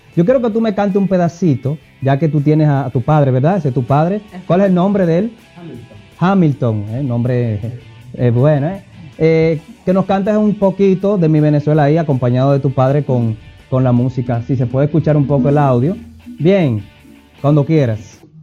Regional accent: Dominican Republic; aquí República Dominicana, dominicano soy.

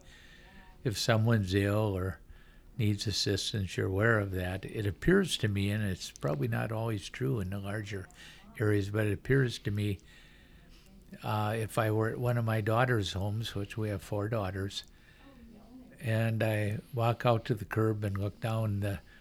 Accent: Ivanhoe, Minnesota, United States; also born or lived in Stuart, Minnesota; returning to my hometown where I grew up, of Ivanhoe

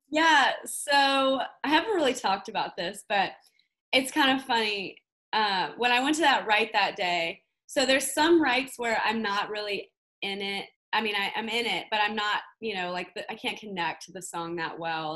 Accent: Orlando, Florida, United States; moved away as an adult; now in Nashville, United States; I grew up in Orlando, Florida, which is where I am right now. Um, I lived here till I was 18. Um, right after high school, I moved to Nashville

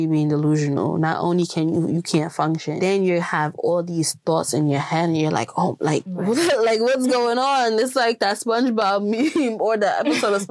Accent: Jamaica; growing up in Jamaica, growing up in a Jamaica household

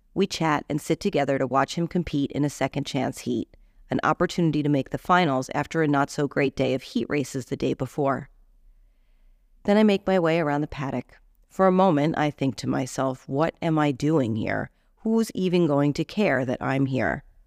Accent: United States; moved away; we're American

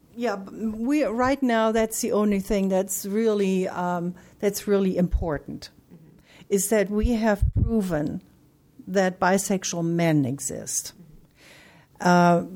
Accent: Germany; now in United States; I'm from Germany originally

